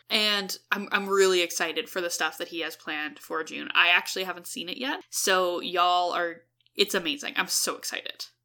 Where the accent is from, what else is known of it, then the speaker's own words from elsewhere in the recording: Edmonton, Alberta, Canada; we're from Edmonton